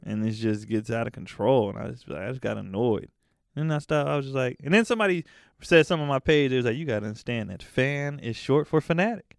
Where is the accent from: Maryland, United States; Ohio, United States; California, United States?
California, United States; the Bay Area; I'm from the Bay, when I was growing up, the Warriors sucked